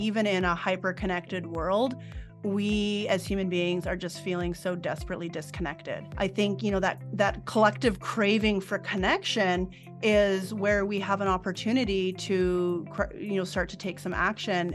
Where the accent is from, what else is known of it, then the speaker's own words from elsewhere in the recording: Fort McMurray, Alberta, Canada; now in Edmonton, Canada; at the age of nine, I moved up north to Fort McMurray.